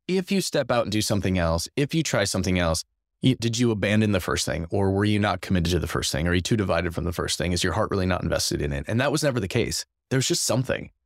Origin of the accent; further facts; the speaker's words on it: Madison, Wisconsin, United States; moved away as an adult; now in La Crosse, United States; Grew up in Madison, Wisconsin